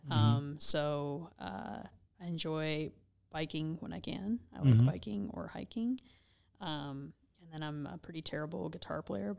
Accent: United States; I'm an American that lived within 50 mile radius of my birthplace, right, for the first 20 years of my life.

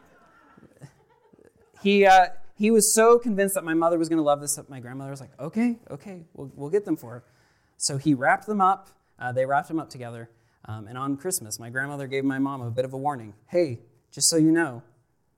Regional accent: Nampa, Idaho, United States; I'm from the Nampa area

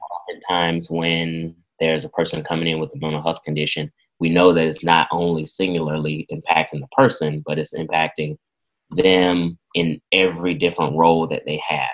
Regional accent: Irwin County, Southwest Georgia, United States; I was born and raised in Irwin County

